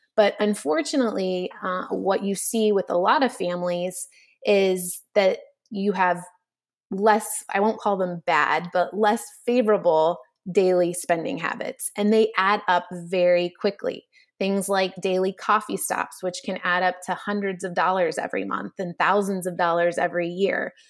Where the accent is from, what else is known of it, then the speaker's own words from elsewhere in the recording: Texas, United States; moved away; as a little kid growing up in Texas